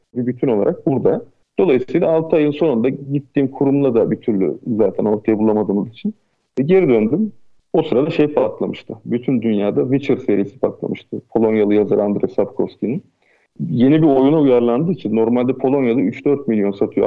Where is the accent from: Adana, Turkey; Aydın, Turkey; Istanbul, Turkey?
Aydın, Turkey; Ben e, Aydın'da doğup büyüdüm